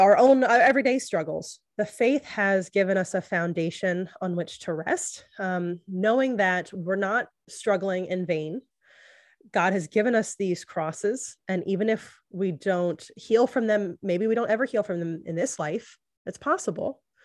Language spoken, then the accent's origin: English; the Bible Belt, United States; I grew up in the Bible Belt